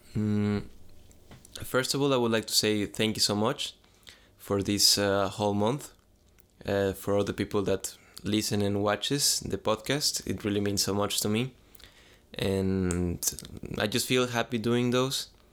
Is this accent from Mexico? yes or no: yes; San Luis, Mexico; I'm from Mexico, if you ask me question from Mexico, I'm from a, a city that is called San Luis